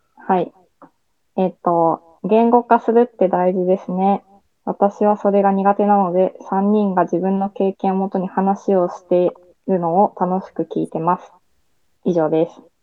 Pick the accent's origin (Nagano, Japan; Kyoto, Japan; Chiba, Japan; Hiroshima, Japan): Hiroshima, Japan; 地元が広島なので